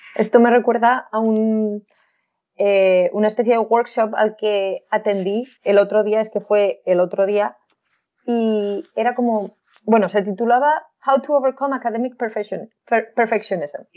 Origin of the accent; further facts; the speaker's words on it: Huesca, Aragon, Spain; accent: Spanish; con mi acento español